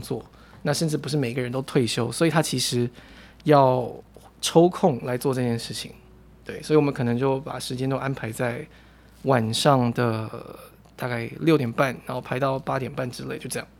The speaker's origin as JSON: {"language": "Chinese", "region": "Taichung", "country": "Taiwan", "tie": "born or raised there", "also_born_or_lived": "New Taipei", "moved": "yes", "said": "我老家在台中"}